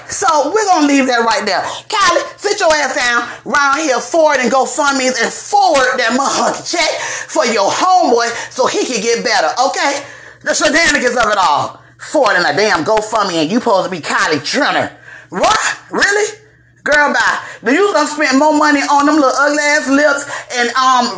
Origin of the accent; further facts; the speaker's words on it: Dade County and Broward County, South Florida, United States; I'm from Dade County and Broward County in the Palm Beaches